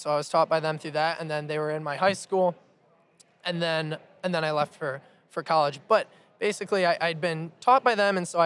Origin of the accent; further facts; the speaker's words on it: Ann Arbor, Michigan, United States; I was born in Ann Arbor, and I'm the youngest of 6 kids.